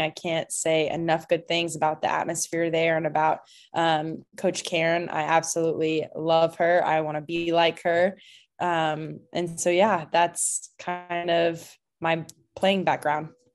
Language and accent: English; Clarksville, Tennessee, United States; also born or lived in Franklin, Tennessee; now in Louisville, United States; I'm from Clarksville, Tennessee, but my family, um, we moved to Franklin when I was in eighth grade